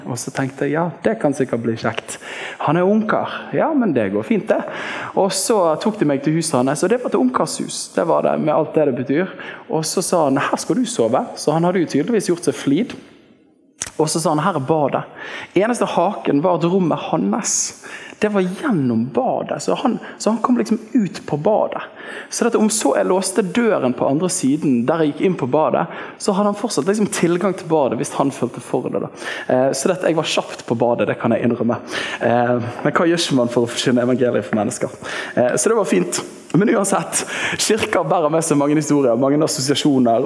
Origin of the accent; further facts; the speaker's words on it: Bergen, Vestland, Norway; borte i Litlåsveien, der jeg vokste opp i Åsane frikirke